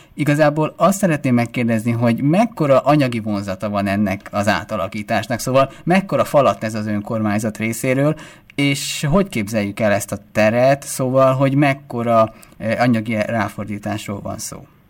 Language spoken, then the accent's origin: Hungarian; Esztergom, Komárom-Esztergom, Hungary; Én Esztergóban nőttem fel, ott is jártam középiskolába